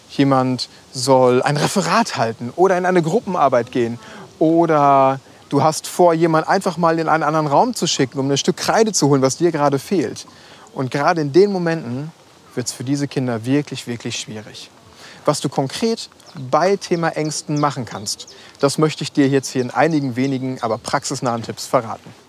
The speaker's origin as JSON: {"language": "German", "town": "Schwerte", "region": "North Rhine-Westphalia", "country": "Germany", "tie": "born or raised there", "said": "an die Ruhr in meine Heimatstadt nach Schwerte."}